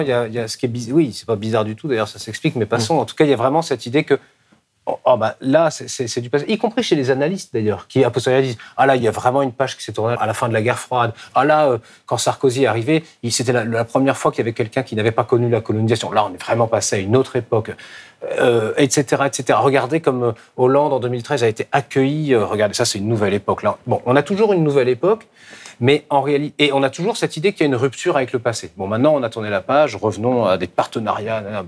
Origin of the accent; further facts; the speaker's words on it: France; en tant que Français, en France